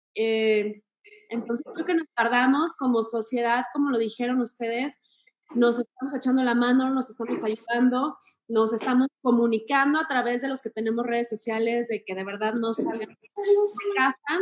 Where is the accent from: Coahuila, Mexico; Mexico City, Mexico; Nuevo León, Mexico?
Coahuila, Mexico; Torreón; moved away; soy de Torreón